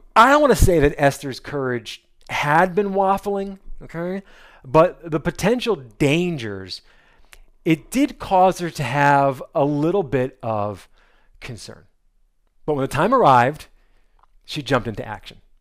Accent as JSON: {"language": "English", "region": "New Jersey", "country": "United States", "also_born_or_lived": "North Carolina", "moved": "yes", "said": "I'm from New Jersey"}